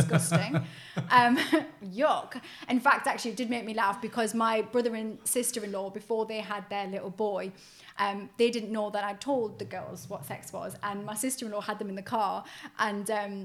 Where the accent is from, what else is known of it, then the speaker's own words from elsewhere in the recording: Newcastle upon Tyne, North East England, United Kingdom; where I grew up in Newcastle